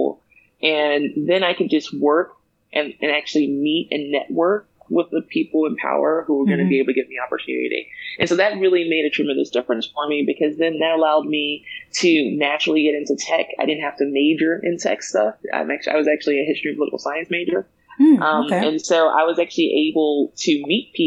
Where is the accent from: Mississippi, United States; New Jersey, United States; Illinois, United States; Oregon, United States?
Mississippi, United States; moved away as an adult; also born or lived in Tennessee / Chicago; now in Bay Area, California, United States; I'm originally a Southerner through and through. So I collectively will say that I'm from Mississippi or Tennessee, but that's because they're like 5 minutes from each other